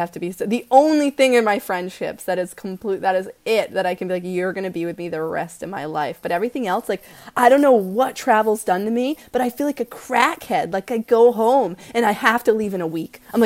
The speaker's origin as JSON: {"language": "English", "region": "Maine", "country": "United States", "moved": "as an adult", "lives_now": "Sri Lanka"}